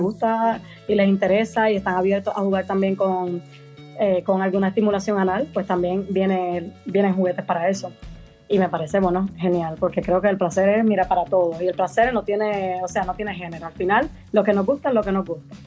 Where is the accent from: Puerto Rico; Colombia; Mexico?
Puerto Rico; moved away as an adult; now in Madrid, Spain; soy de Puerto Rico originalmente, pero vivo en Madrid, en España, llevo 5 años por aquí